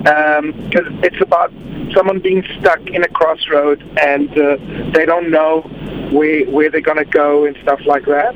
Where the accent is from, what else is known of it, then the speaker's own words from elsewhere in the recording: Mozambique; moved away as an adult; now in South Africa; I was born in Mozambique, raised there, lived there for 20 years. Then I moved to South Africa